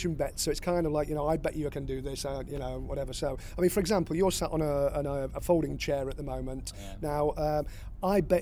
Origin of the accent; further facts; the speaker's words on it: Blackpool, North West England, United Kingdom; when I was growing up in Blackpool